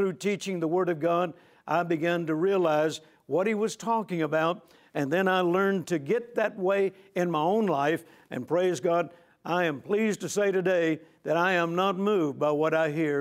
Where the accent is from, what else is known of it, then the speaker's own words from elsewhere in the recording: Shreveport, Louisiana, United States; my hometown of Shreveport, Louisiana